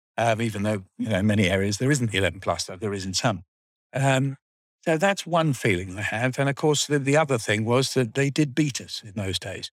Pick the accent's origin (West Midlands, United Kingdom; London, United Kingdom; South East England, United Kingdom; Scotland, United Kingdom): London, United Kingdom; Wealdstone; I went to Tyne Hall Nursery School in Wealdstone, then I went to Pillawood School, uh, from the age of about four till seven